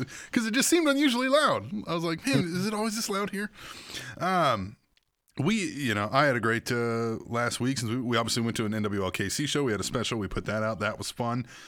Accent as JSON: {"language": "English", "town": "Manhattan", "region": "Kansas", "country": "United States", "tie": "born or raised there", "said": "where I grew up in Manhattan, Kansas"}